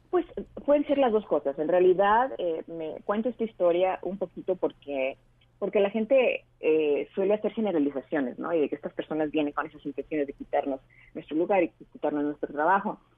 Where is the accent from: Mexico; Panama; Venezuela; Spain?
Mexico; Tijuana, Baja California; vivimos en Tijuana y, durante toda nuestra vida